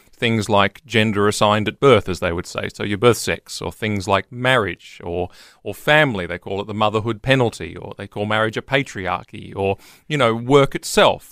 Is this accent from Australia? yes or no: yes; Queensland, Australia; I'm a Queenslander